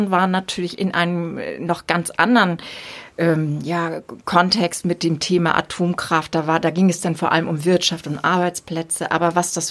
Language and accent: German; Wesselburen, Schleswig-Holstein, Germany; also Wesselburen